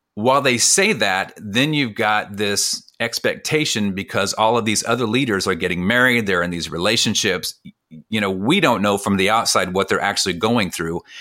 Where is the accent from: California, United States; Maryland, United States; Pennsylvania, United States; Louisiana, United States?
California, United States; I grew up in California, but, but, but we ate like we were from the Midwest